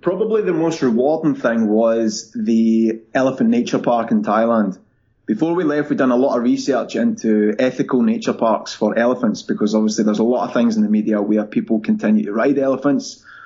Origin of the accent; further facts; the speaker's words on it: Scotland, United Kingdom; moved away as an adult; also born or lived in London; growing up in Scotland, people are very happy where they are